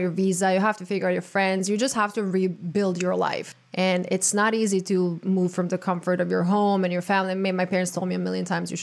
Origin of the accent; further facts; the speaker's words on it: Croatia; now in United States; being born and raised in Croatia